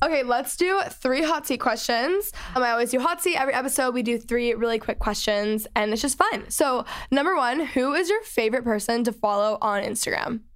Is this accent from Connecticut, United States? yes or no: no; Texas, United States; now in Los Angeles, United States; I grew up in Texas, and I live in L